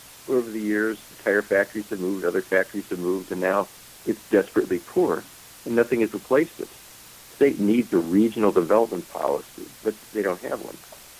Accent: Cleveland, Ohio, United States; Cleveland, Ohio.

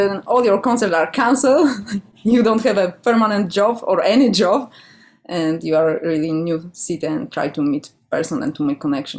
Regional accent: Poland; English is a second language; now in Vancouver, Canada; So I came 2 years ago and yeah, I came from Poland.

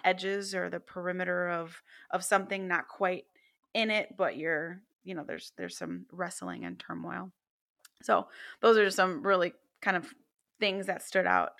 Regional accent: Chicago, Illinois, United States; we grew up in the city, we're from the Chi

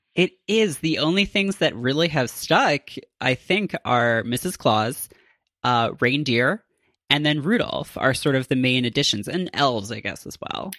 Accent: Canada; as a Canadian myself

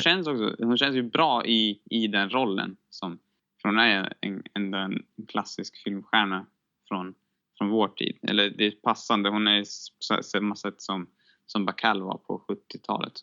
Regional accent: Sweden; som svensk

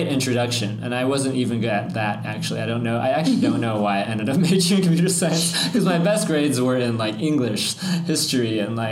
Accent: Bay Area, California, United States; I'm from the Bay Area

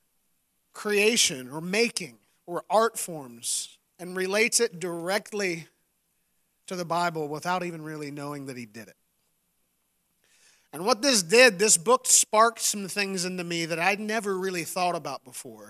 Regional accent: West Virginia, United States; I grew up in West Virginia

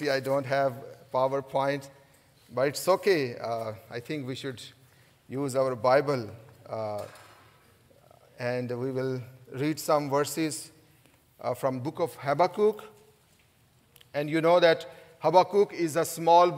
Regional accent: Pakistan; English is a second language; moved away as an adult; serving the Lord in Pakistan.

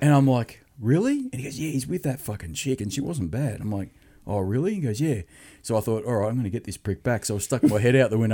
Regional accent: Sydney, New South Wales, Australia; we're from Australia. He goes, where from? And we go, Sydney.

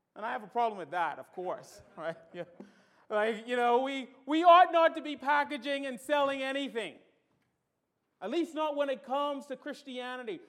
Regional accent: Bahamas; moved away; I'm from the Bahamas and we don't do gutturals well

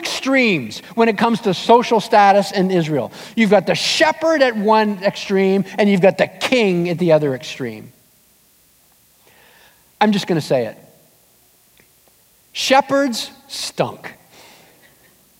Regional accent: Southern Ontario, Canada; moved away; my wife and I headed back to Ontario, we're from Southern Ontario

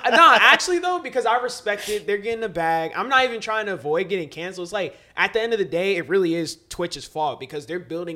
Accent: North Carolina, United States; also born or lived in Silver Spring, Maryland; I started living in North Carolina when I was 5, and I actually been in Maryland until I was 5

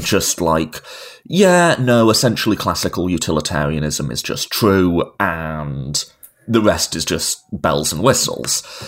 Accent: United Kingdom; moved away as an adult; now in United States; I'm a Brit living in America.

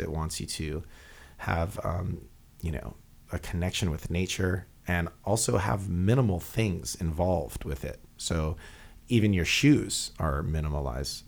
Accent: Hawaii, United States; we're from Hawaii

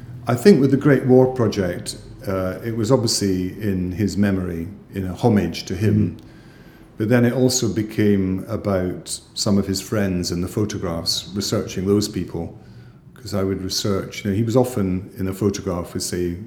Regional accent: Edinburgh, Scotland, United Kingdom; growing up in South Edinburgh

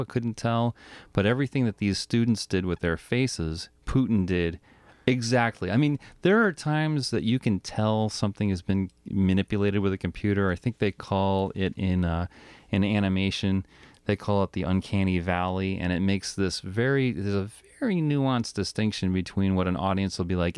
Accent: Rhode Island, United States; moved away; I'm from Rhode Island

